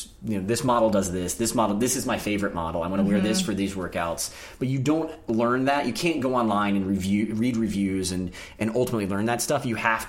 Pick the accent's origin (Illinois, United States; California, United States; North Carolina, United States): North Carolina, United States; now in New York City, United States; I'm from North Carolina originally, and it might be sort of a Southern thing